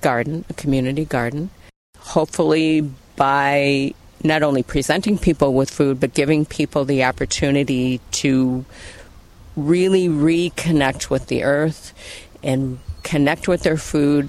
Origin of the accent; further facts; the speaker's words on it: Lower Sioux Reservation, Minnesota, United States; growing up in Native communities and spending most of my free time on the Lower Sioux Reservation